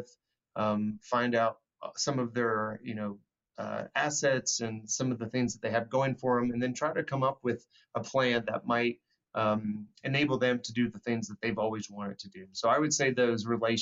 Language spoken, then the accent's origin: English; Greensboro, North Carolina, United States; moved away as an adult; growing up in the South, I grew up in Greensboro